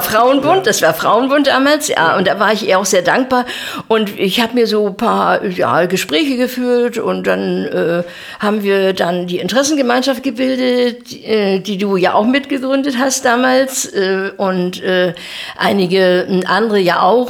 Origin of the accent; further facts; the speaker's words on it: Zernin, Mecklenburg-Vorpommern, Germany; moved away as an adult; also born or lived in Bützow; now in Güstrow, Germany; bin in Zernin aufgewachsen bis zu meinem 18. Lebensjahr